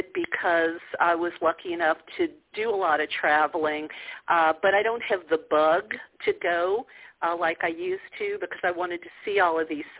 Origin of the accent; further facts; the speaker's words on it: New Orleans, Louisiana, United States; moved away; also born or lived in California; I grew up a Catholic in the Bible Belt of New Orleans